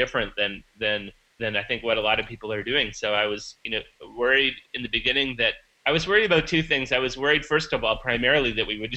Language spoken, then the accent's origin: English; Vancouver, British Columbia, Canada; moved away; the Vancouver Art Gallery in my hometown